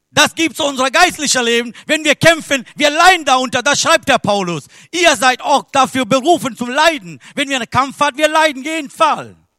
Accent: Sri Lanka; German is a second language; moved away; Ich bin geboren in Sri Lanka

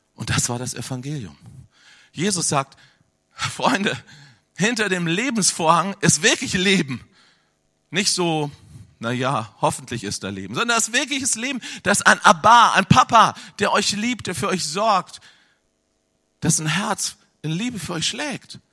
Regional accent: Hanover, Lower Saxony, Germany; Ich komme aus Hannover.

